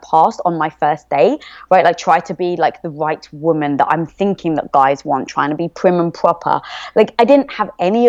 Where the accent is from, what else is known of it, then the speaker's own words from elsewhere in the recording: England, United Kingdom; moved away as an adult; also born or lived in London; now in United States; I am from England